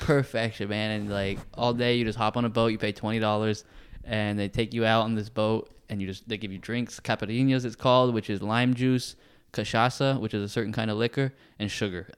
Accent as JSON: {"language": "English", "country": "United States", "also_born_or_lived": "Texas", "said": "the United States"}